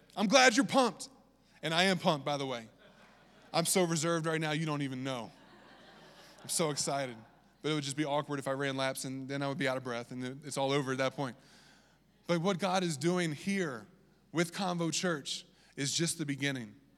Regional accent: Virginia, United States; accent: southern; that's my southern accent coming out, I'm from Virginia.

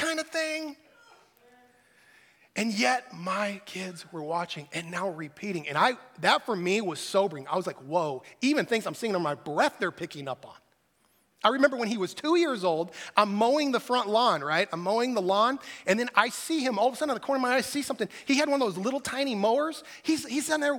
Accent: United States; as American Christians

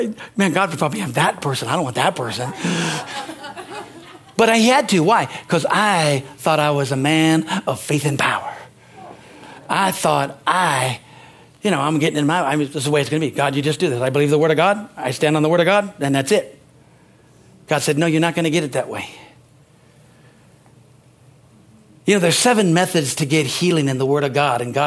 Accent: United States; I'm an American.

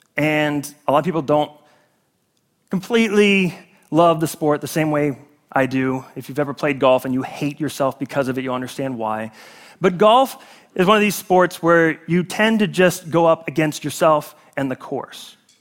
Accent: South Carolina, United States; I was born in South Carolina, which is part of the United States

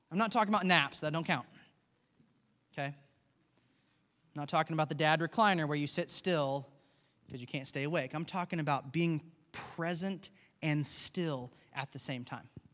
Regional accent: United States; we grew up in America

